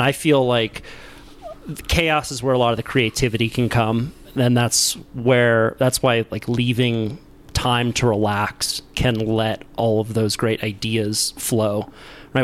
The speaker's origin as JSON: {"language": "English", "town": "Santa Cruz", "region": "California", "country": "United States", "tie": "born or raised there", "said": "I was born in Santa Cruz, you know, grew up with a friend, good friend group of surfers. When I'm in Santa Cruz, like people know me"}